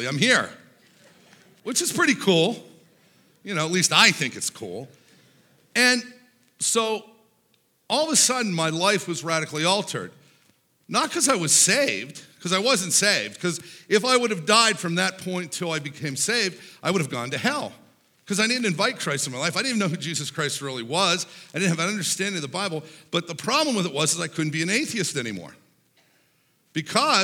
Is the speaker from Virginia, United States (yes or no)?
no; Pittsburgh, Pennsylvania, United States; I grew up in Pittsburgh, Pennsylvania